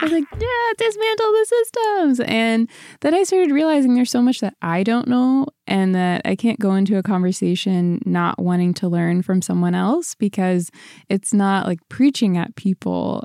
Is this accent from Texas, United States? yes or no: no; Ferguson, Missouri, United States; born or raised there; moved away as an adult; also born or lived in Orange County, California